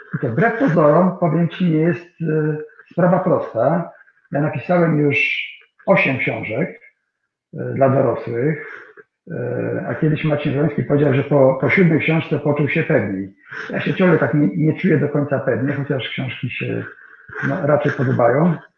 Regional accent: Kwidzyn, Pomeranian Voivodeship, Poland; moved away; mojego rodzinnego miasta

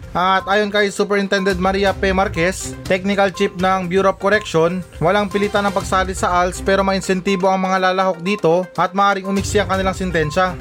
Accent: Zamboanga Peninsula, Philippines; tiga Sambuanga ko

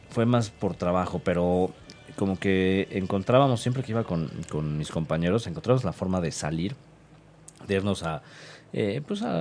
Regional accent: Mexico; pues sí, soy mexicano y, y a pesar de que no somos este, la potencia mundial que está pegada a nosotros

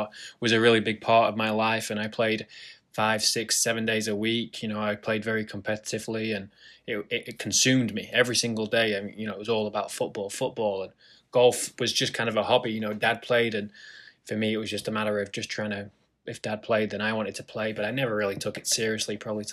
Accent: Lytham St Annes, North West England, United Kingdom; moved away; I grew up in a town called Lytham St. Anne's

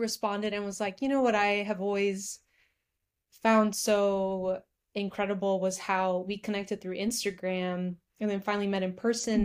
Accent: California, United States; now in Kentucky, United States; I'm from California

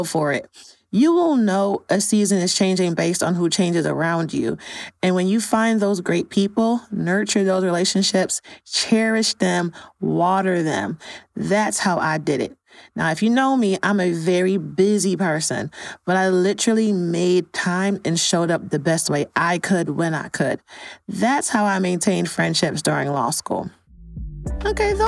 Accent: New York City, New York, United States; moved away as an adult; also born or lived in Chicago; I'm originally from New York and I moved to Chicago in 2017.

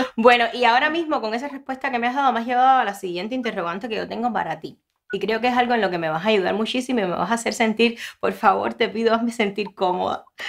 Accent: Ranchuelo, Villa Clara, Cuba; now in Miami, United States; yo soy de ranchuelo

